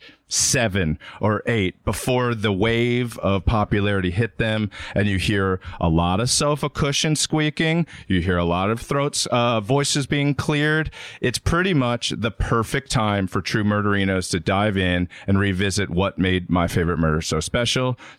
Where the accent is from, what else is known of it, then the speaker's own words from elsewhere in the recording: Baltimore, Maryland, United States; I grew up in Baltimore